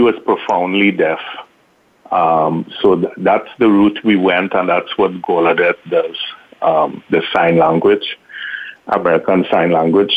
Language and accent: English; Trinidad & Tobago; moved away; I grew up in Trinidad